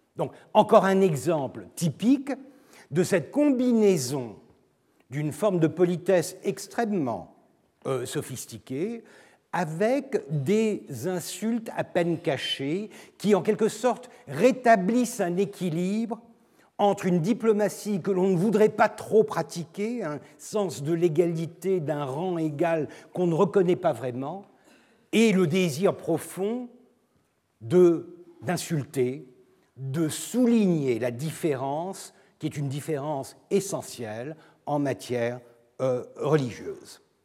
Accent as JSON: {"language": "French", "country": "Turkey", "said": "Je suis turc, je ne parle pas l'arabe"}